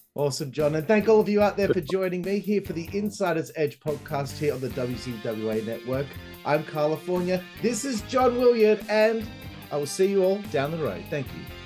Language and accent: English; Perth, Western Australia, Australia; I'm from Perth, Western Australia, which uh, is known as the most isolated city in the world.